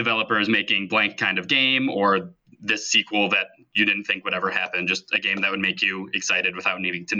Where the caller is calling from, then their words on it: Palatine, Illinois, United States; from Palatine, Illinois. Last time I said near Chicago and got a lot of shit for that.